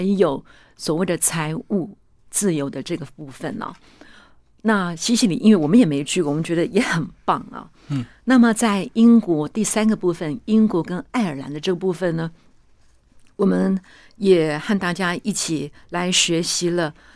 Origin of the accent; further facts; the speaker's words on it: Zhongxing New Village, Nantou County, Taiwan; 我是出生在中心新村的